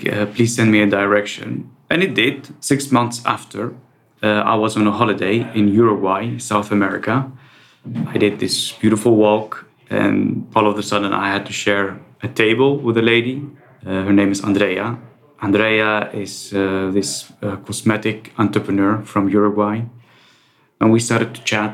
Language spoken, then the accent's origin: English; Netherlands; also born or lived in Iraq; I was born in Iraq. I moved to the Netherlands when I was 9.